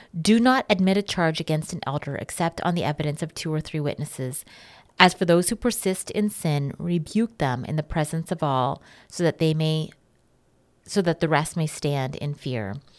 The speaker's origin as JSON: {"language": "English", "country": "Canada", "said": "as Canadian citizens"}